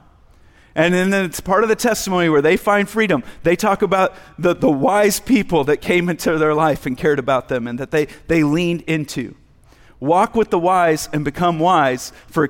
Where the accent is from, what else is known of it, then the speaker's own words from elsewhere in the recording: United States; just being an American male